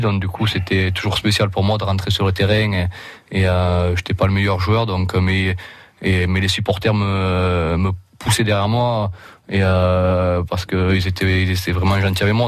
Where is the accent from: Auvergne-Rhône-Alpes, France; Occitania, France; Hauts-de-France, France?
Occitania, France; Roussillon; accent: accent d'ici (local Roussillon accent); moved away as an adult; now in England; J'ai gardé mon accent d'ici quand même